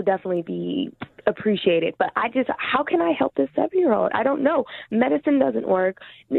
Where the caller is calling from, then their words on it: California, United States; Hey, I'm calling from California.